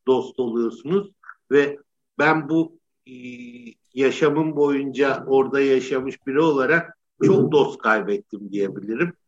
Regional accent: Istanbul, Turkey; Ben e, Cihangir'de Alman Hastanesi'nde doğdum. Cihangir'de büyüdüm

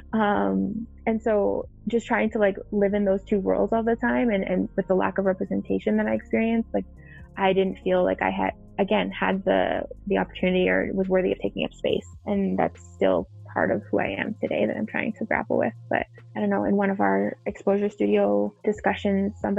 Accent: Cranbrook, British Columbia, Canada; moved away as an adult; also born or lived in Fort McMurray, Alberta; now in Calgary, Canada; I grew up in Cranbrook, BC

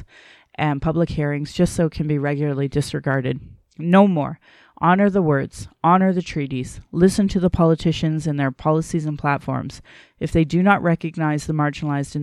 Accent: Sylvan Lake, Alberta, Canada; also born or lived in Calgary / Caroline; growing up in Sylvan Lake down in Caroline

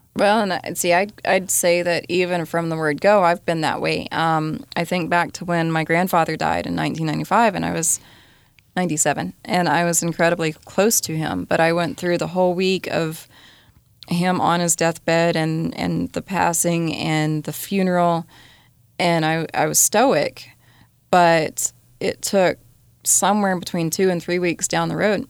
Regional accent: Colorado, United States; the group of cowboys I grew up with in Colorado

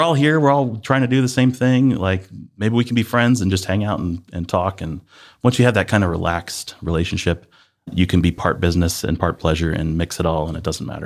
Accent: Northeast Ohio, United States; also born or lived in Columbus, Ohio; I grew up in Northeast Ohio

